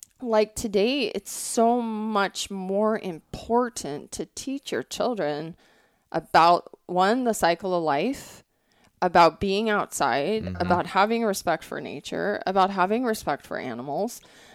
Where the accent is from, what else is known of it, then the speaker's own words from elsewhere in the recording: Montana, United States; also born or lived in Colorado / Wyoming; I grew up in a non-hunting family, but I grew up in Montana. I was really fortunate where I grew up. I grew up in Colorado, Wyoming, and Montana.